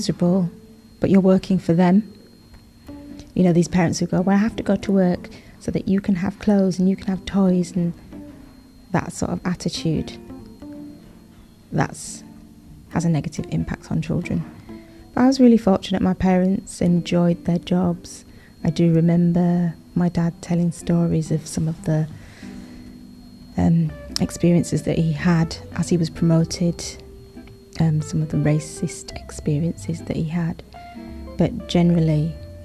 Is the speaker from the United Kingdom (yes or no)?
yes; Leeds, Yorkshire and the Humber, United Kingdom; I grew up in Yorkshire, in Leeds.